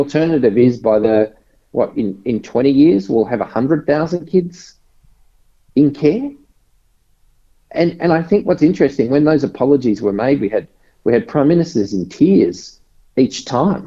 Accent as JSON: {"language": "English", "town": "Logan City", "region": "Queensland", "country": "Australia", "tie": "born or raised there", "also_born_or_lived": "Victoria", "moved": "yes", "said": "I grew up in a very disadvantaged area in Brisbane. So grew up in the in a suburb called Woodridge, which is now part of Logan City"}